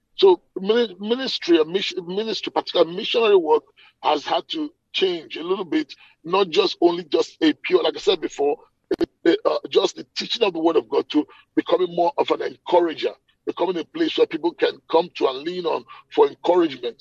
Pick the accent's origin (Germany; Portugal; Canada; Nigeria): Nigeria; moved away as an adult; now in Atlanta, United States; I'm a Nigerian by birth. Okay, I grew up in Nigeria, but I've left Nigeria.